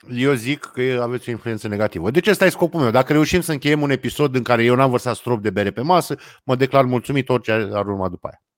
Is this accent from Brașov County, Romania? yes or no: no; Brăila, Brăila County, Romania; Mândria de brăilean